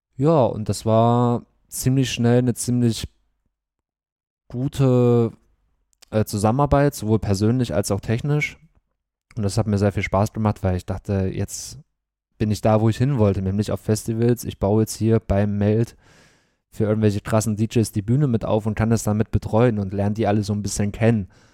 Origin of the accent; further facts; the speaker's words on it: Bad Klosterlausnitz, Thuringia, Germany; also born or lived in Gera; Und dann sind meine Eltern mit mir natürlich nach Bad Klosterlausitz Bad Klosterlausnitz gezogen